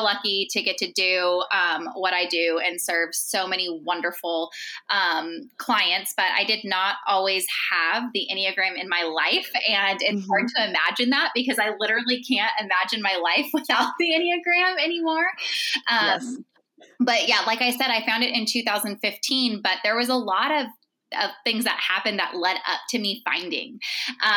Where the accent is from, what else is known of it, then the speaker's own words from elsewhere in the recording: Central California, United States; moved away as an adult; I grew up in Central California, and both sides of my family are from there.